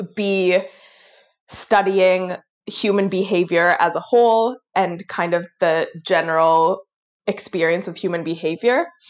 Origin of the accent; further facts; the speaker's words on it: Vancouver, British Columbia, Canada; also born or lived in Tel Aviv, Israel / Kingston, Ontario; I was born in Israel, in Tel Aviv. And um, when I was like a little under two years old, my family moved to Vancouver. Um, and I have been here ever since